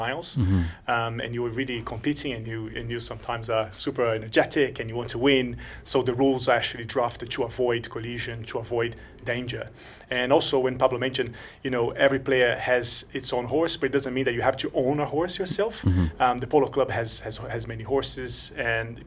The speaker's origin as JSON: {"language": "English", "country": "Brazil", "also_born_or_lived": "London", "moved": "yes", "lives_now": "Luxembourg", "said": "I'm originally from Brazil, and I've been living in Luxembourg for about 3 months."}